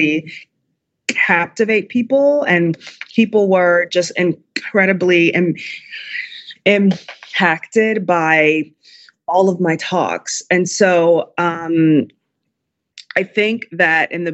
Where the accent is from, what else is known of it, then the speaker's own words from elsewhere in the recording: Chicago, Illinois, United States; my hometown of Chicago